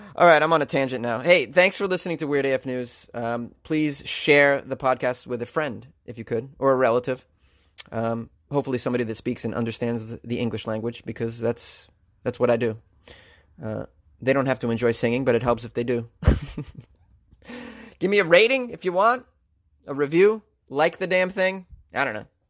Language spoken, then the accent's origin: English; Boston, Massachusetts, United States; accent: Boston; moved away; also born or lived in New York City; Second is Bostonian, which I'm very proud to say